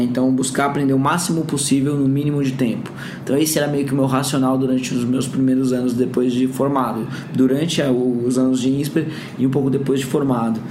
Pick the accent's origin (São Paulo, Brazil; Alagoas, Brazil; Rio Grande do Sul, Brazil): São Paulo, Brazil; Bragança Paulista; Eu tive uma bolsa de estudos numa escola particular lá em Bragança, né? Onde eu cresci